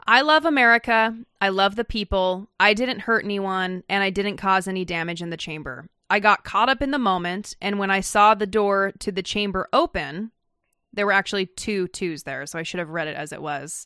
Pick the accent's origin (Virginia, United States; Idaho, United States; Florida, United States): Idaho, United States; Meridian; We're from Meridian, Idaho